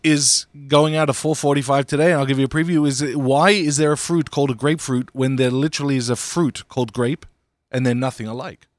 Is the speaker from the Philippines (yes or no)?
no; Australia; now in United States; I grew up in Australia